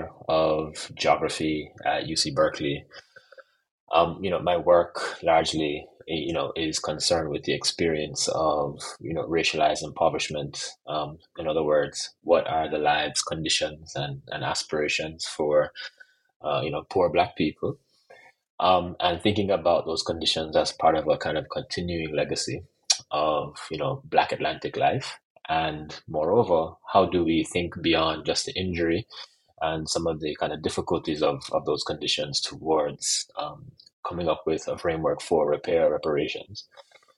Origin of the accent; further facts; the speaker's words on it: Jamaica; I'm also Jamaican